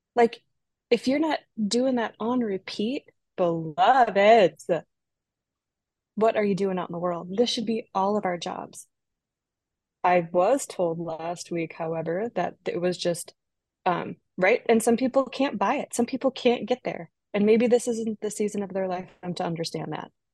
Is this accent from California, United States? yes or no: no; Minnesota, United States; moved away as an adult; also born or lived in Pacific Northwest; I grew up in Minnesota